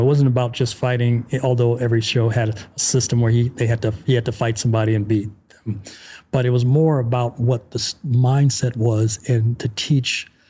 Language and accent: English; United States; moved away as an adult; now in Hungary; I'm American